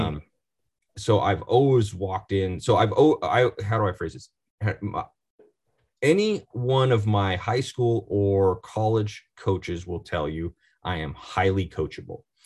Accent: Oregon, United States; I'm from Oregon, born and raised

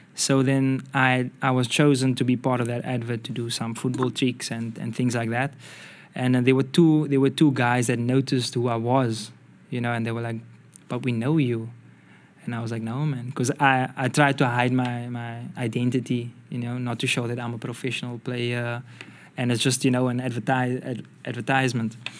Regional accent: South Africa; moved away; I'm from South Africa

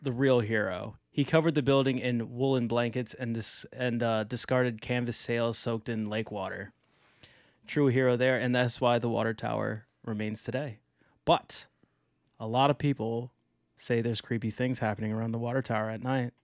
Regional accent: Maryland, United States; now in Chicago, United States; I am from Maryland

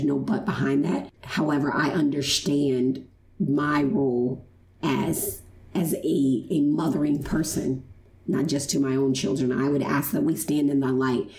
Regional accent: Chicago, Illinois, United States; moved away; I was born in Chicago, Illinois

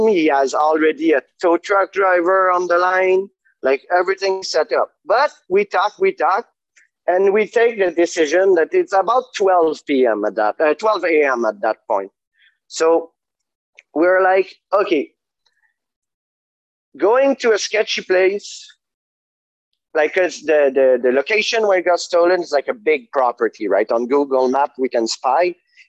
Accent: Canada; we're very polite and diplomatic as Canadian, you know, but we're fairly aggressive.

